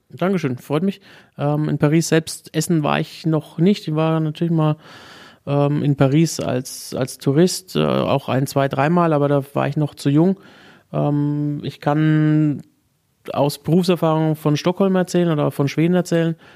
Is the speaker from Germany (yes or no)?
yes; Unterpleichfeld, Bavaria, Germany; Ja, ich bin äh, 15 Kilometer von Würzburg aufgewachsen. In Unterbleichfeld ist eigentlich bekannt für Sauerkraut.